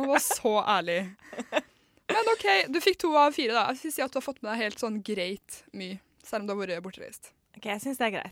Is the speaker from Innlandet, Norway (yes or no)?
no; Trøndelag, Norway; ja, men jeg er jo trønder, da.